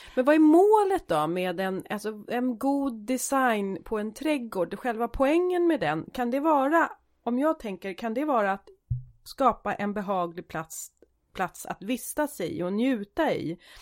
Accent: Sweden; jag är svensk

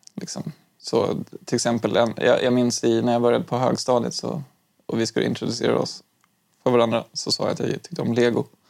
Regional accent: Stockholm, Stockholm County, Sweden; also born or lived in Umeå; jag flyttade från Umeå när jag fyllde åtta år um, och började tvåan i lågstadiet. Um, och från att jag flyttade från Umeå till Stockholm

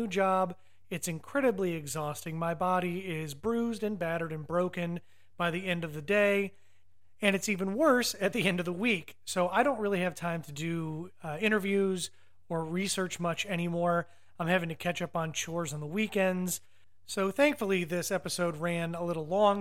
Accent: Cleveland, Ohio, United States; I was born and raised in Cleveland area

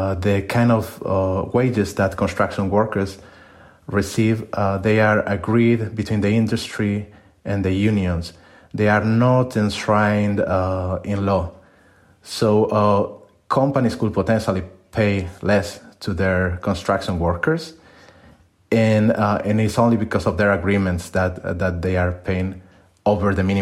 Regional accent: Spain; moved away as an adult; now in Netherlands; I'm a migrant myself. I'm from Spain and I work in the Netherlands, and all of my jobs have been outside my country

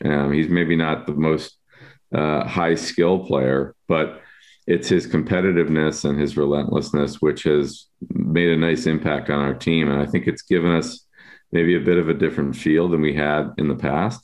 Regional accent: Buffalo, New York, United States; now in Chicago, United States; I grew up in Buffalo

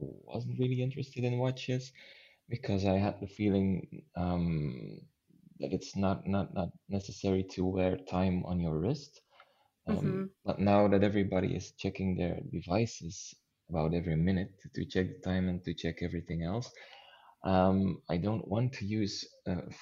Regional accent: Flanders, Belgium; first language Dutch; English is a second language; Belgium is very small, and we're also split into halves concerning language. So there's the Dutch half and the French half

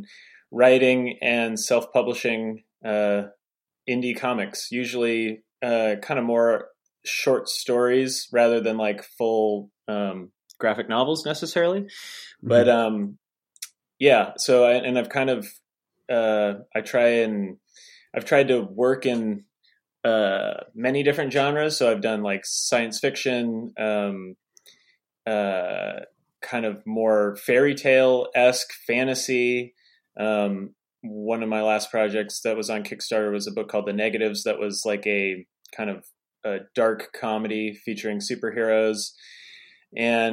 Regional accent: Pacific Northwest, United States; now in North Carolina, United States; I'm originally from the Pacific Northwest, which is well known for its constant rain and gray skies

